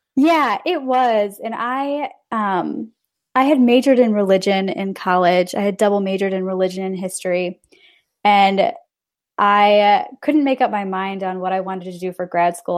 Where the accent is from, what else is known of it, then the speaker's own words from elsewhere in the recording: Northern Illinois, United States; now in Milwaukee, United States; I grew up in Northern Illinois, very rural Northern Illinois